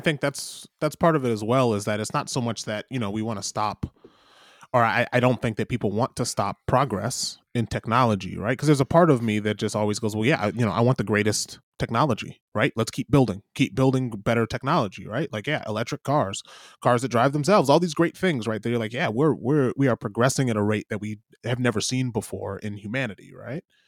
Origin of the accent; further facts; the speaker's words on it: Michigan, United States; I'm I'm I'm from Michigan